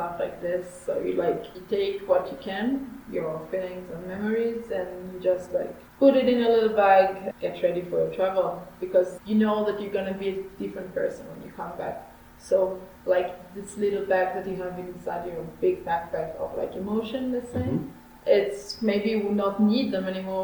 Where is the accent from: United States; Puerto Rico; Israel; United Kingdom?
Israel; I'm from Israel